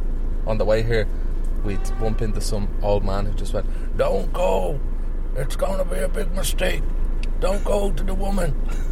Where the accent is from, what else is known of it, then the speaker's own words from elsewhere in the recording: Dublin, Leinster, Ireland; I'm from Finglas.